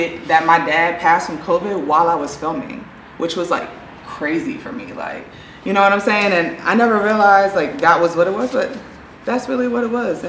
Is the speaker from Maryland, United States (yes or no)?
yes; Baltimore, Maryland, United States; moved away as an adult; now in Los Angeles, United States; So, I'm from Baltimore, Maryland